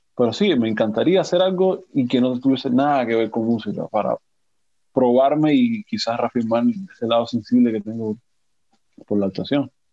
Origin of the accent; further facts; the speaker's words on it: Cuba; moved away as an adult; also born or lived in Havana; now in Paris, France; Soy un cubano atípico